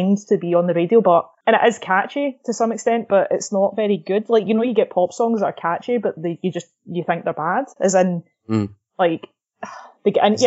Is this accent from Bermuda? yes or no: no; Scotland, United Kingdom; we can both say this because we're Scottish